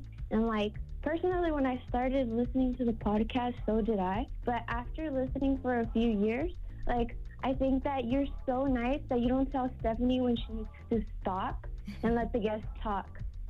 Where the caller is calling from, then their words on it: California, United States; I was just calling. I'm staying up. I'm calling from Cali.